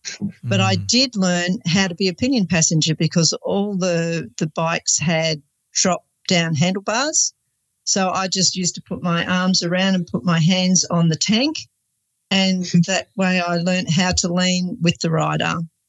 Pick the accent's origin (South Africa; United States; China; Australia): Australia; Sydney, New South Wales; I was probably about 15 and growing up in Sydney at Manly on the beach, all of my friends, part of the surf culture